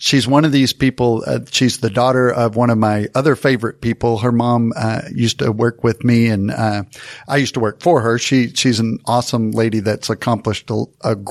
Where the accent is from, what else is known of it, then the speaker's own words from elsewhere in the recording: Texas, United States; We're from Texas